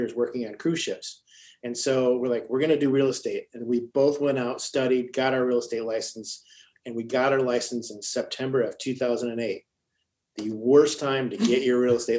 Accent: Ohio, United States; also born or lived in Michigan / Phoenix, Arizona; now in Bellbrook, United States; I was born in Ohio. I lived in Michigan. I went to Michigan State. This is my backyard.

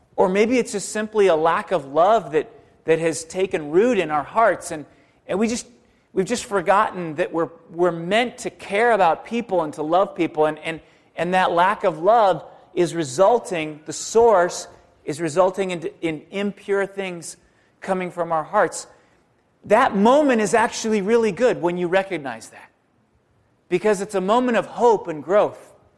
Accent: San Diego, California, United States; moved away; I'm from San Diego originally

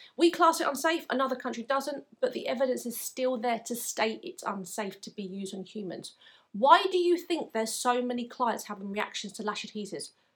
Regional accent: England, United Kingdom; from my accent you may be able to tell that I'm from England

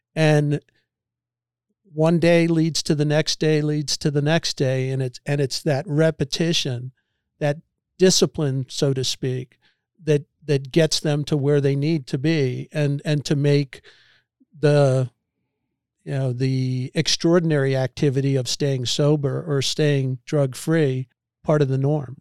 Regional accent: Annapolis, Maryland, United States; moved away; I grew up on the Severn River outside of Annapolis

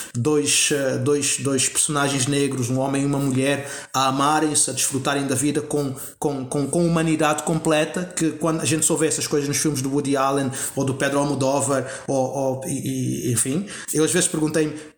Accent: Angola; moved away; also born or lived in Portugal / New York; Eu nasci em Angola e eu, e eu cresci em Angola

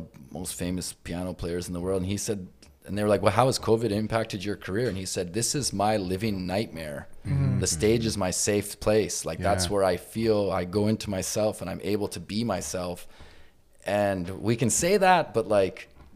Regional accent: Iqaluit, Nunavut, Canada; born or raised there

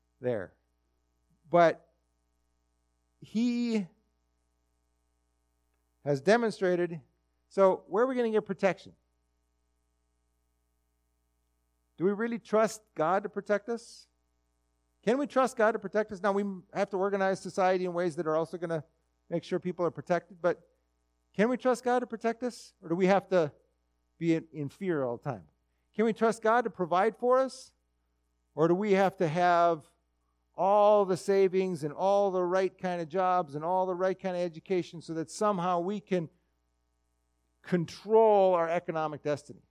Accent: Minnesota, United States; I'm a Minnesotan

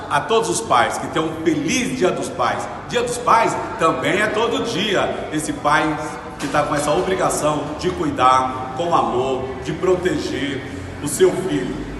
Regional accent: Serra Talhada, Pernambuco, Brazil; moved away; voltar à minha terra

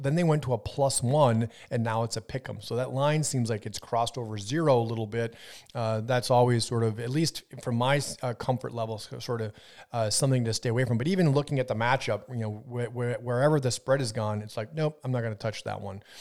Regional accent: Wisconsin, United States; so I grew up in Wisconsin, but right on the border of Minnesota

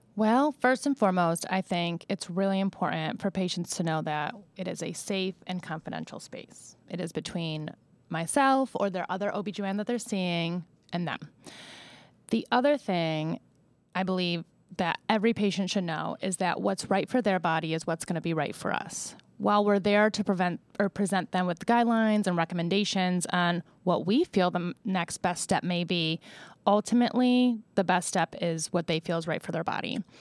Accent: Buffalo, New York, United States; moved away as an adult; also born or lived in Rochester, New York / Kansas City / Columbus, Ohio / Marion, Ohio; now in Ohio, United States; I'm originally from Buffalo, New York

